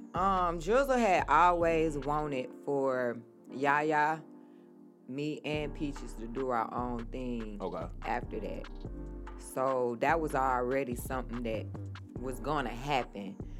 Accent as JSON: {"language": "English", "town": "Atlanta", "region": "Georgia", "country": "United States", "said": "I am from Atlanta originally, West Side"}